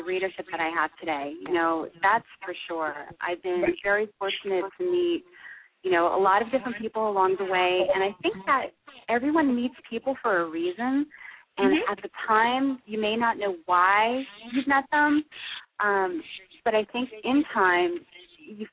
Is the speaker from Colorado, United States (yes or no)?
no; Toms River, New Jersey, United States; I grew up in Toms River, New Jersey, so I'm your typical Jersey girl